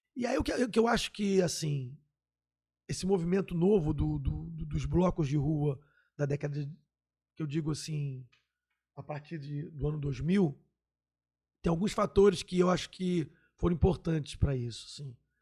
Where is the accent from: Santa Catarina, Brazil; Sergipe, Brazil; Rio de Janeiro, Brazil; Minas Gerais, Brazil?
Rio de Janeiro, Brazil; Eu, eu nasci no Estácio, ali na, né, no centro da cidade, no Estácio, do ladinho ali do centro.